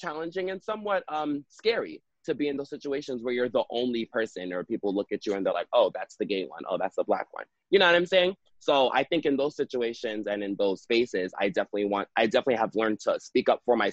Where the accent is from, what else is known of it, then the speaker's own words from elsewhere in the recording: New York, United States; I was raised in New York